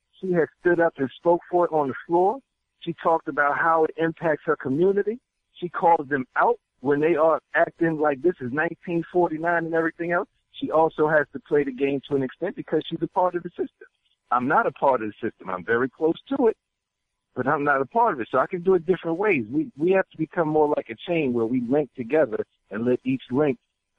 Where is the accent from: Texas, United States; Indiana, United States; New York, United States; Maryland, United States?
Maryland, United States; I'm from Somerset County, Maryland, Western Maryland, where the home of ECI, Correctional Institution, Eastern Correctional Institution.